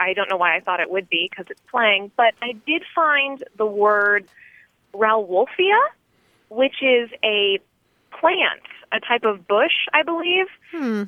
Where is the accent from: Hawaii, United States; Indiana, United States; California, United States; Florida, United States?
Florida, United States; Tallahassee; I'm from Tallahassee, Florida